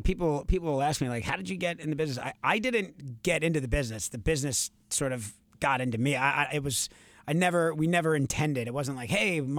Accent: New York, United States; accent: Long Island; my Long Island accent used to be, I mean, honestly, you would need subtitles to understand

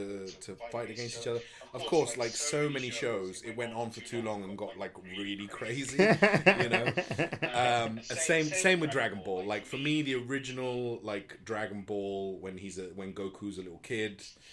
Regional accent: Spain; because I grew up in Spain

